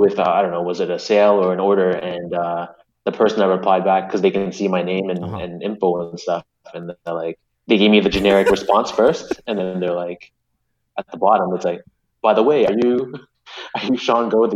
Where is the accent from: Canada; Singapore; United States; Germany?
Canada; I'm very proud to be a Canadian.